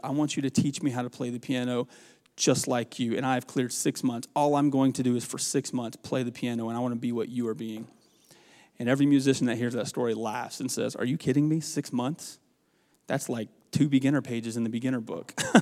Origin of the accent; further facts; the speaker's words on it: the South, United States; moved away as an adult; also born or lived in Dixie, Mississippi; now in Nebraska, United States; I'm from the South